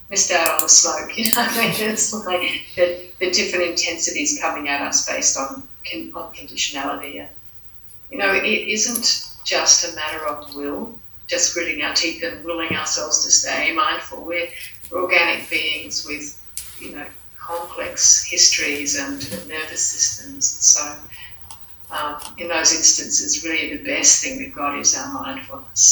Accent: Australia; I'm Australian

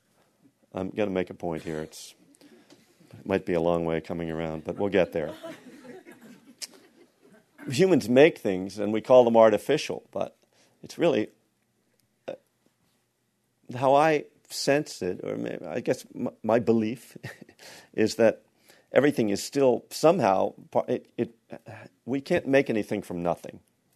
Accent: Texas, United States; everybody back in my hometown in Texas are praying for my team.

